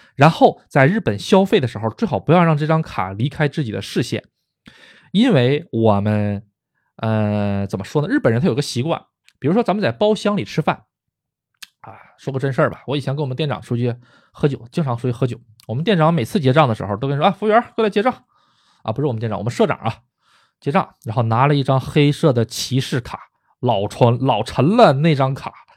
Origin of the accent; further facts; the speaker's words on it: China; also born or lived in Tokyo, Japan; now in Japan; 毕竟我是说的中国话，我是中国人，我出生在中国